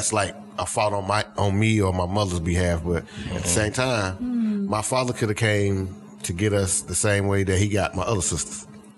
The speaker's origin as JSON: {"language": "English", "town": "Greensboro", "region": "North Carolina", "country": "United States", "said": "because I'm from the Greensboro area. That's where my daddy's side and all that's up that way."}